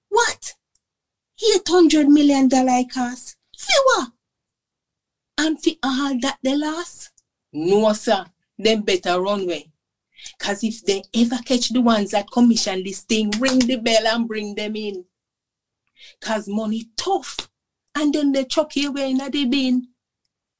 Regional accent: Jamaica; since I was growing up in Jamaica

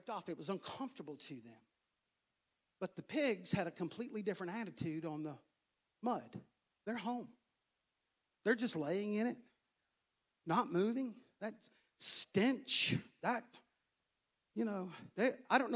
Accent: United States; I'm American.

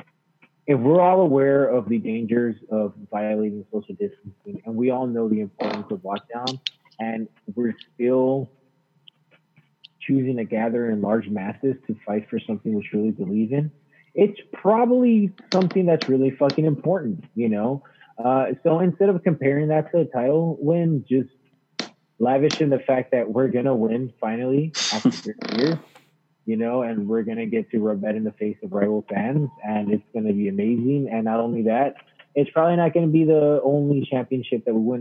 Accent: United States; I'm American

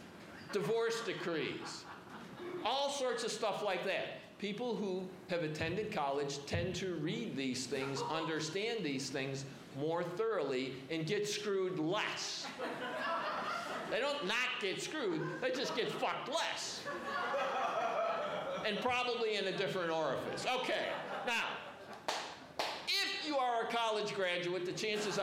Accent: Chicago, Illinois, United States; I am from Chicago

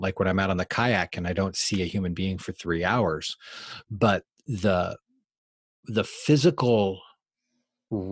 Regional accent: United States; also born or lived in North Macedonia

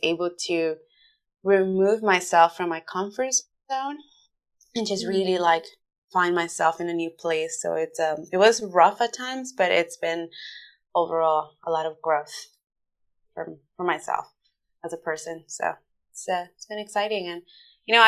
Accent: New York, United States; moved away as an adult; also born or lived in Honduras; now in Dublin, Ireland; I wasn't born in New York, but I was raised in New York. I was born in Honduras, but from my closest memories are in New York. I am a New Yorker at heart

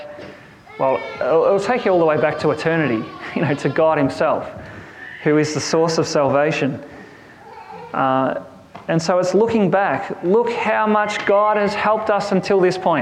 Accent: Kerang, Victoria, Australia; The town I grew up in Kerrang, had this massive clock tower in the middle of the town, and it was referred to as the Memorial Clock Tower

